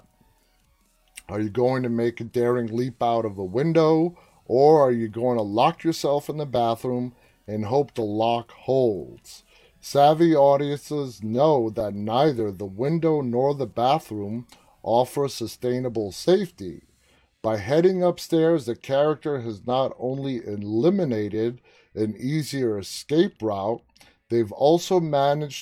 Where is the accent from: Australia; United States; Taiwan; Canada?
United States; New York City, New York; I grew up in New York City.